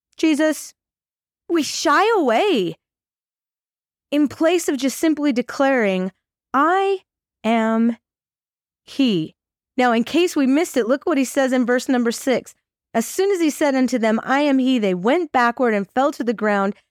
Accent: Farmington, Utah, United States; also born or lived in Idaho; I am from Farmington, Utah.

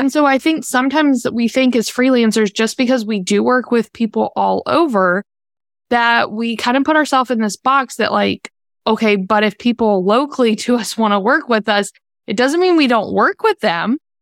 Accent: Virginia, United States; moved away as an adult; also born or lived in North Carolina; now in Charlotte, United States; I'm from Virginia

